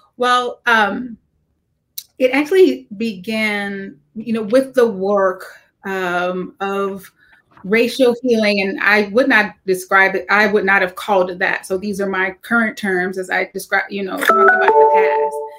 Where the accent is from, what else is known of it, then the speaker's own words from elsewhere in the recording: the South, United States; growing up in the South as an African American